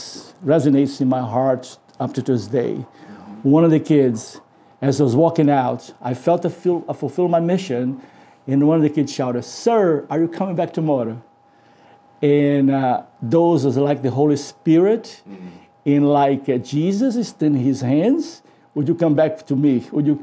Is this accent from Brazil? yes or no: yes; Brazil; moved away; I was from Brazil